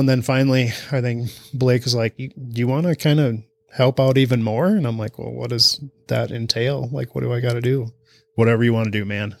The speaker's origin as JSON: {"language": "English", "area": "Almena", "region": "Wisconsin", "country": "United States", "said": "from Amory, Wisconsin. local guy"}